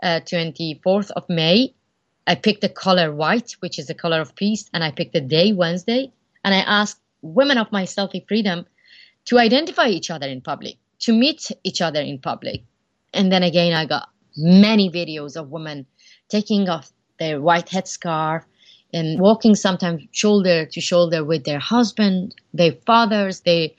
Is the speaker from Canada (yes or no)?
no; Iran; moved away as an adult; now in United States; inside Iran, driving down a road toward my hometown